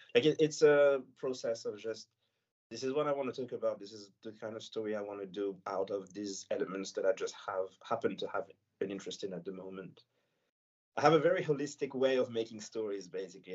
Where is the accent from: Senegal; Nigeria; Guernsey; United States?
Senegal; first language French; English is a second language; now in France; I live in France and I grew up in Senegal